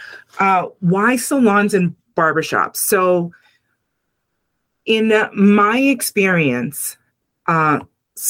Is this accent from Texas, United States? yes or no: no; Lawrence, Massachusetts, United States; I come from Lawrence, Massachusetts, which currently is the second largest Dominican community in the United States.